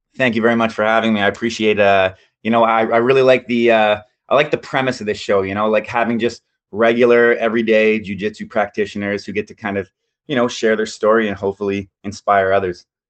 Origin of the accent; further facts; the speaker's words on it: London, Ontario, Canada; also born or lived in South Korea; I'm from London, Ontario, Canada